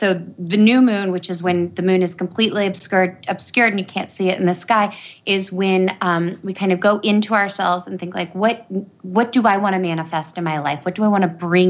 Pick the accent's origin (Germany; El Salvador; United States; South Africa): United States; Matanuska Valley, Alaska; moved away as an adult; also born or lived in Oregon; I grew up in this valley called the Matanuska Valley.